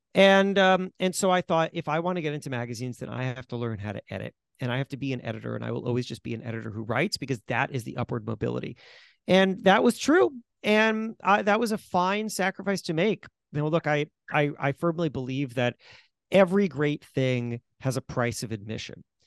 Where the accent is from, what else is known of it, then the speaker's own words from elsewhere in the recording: Florida, United States; also born or lived in White Plains, New York; my parents very swiftly moved down to Florida, so I grew up in Florida